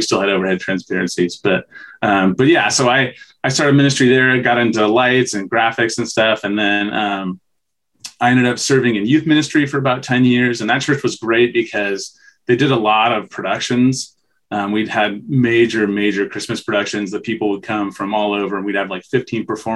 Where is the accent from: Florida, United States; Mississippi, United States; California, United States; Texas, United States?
California, United States; San Jose; I was born and raised in San Jose, California